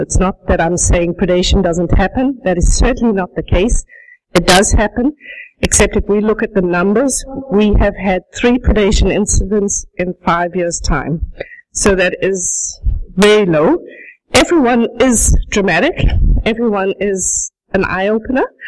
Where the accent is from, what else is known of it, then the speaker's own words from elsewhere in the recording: South Africa; moved away as an adult; also born or lived in Netherlands; now in High Prairie, Canada; I speak with a bit of an accent because I was born and raised in South Africa. I spent the first 22 years of my life there